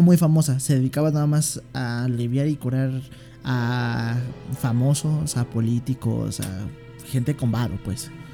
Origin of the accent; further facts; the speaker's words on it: Mexico City, Mexico; también soy de aquí de la Ciudad de México